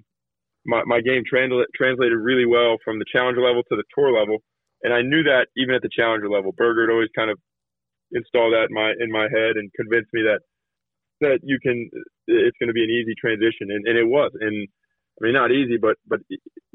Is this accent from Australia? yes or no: no; United States; being an American tennis player